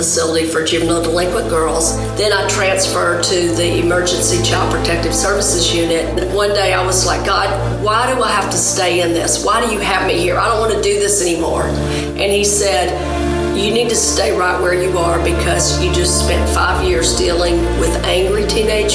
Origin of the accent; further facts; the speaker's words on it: Tennessee, United States; also born or lived in Louisiana; I'm from Tennessee, but I went to Louisiana to start the first home in 1983. I came back here at the end of 1989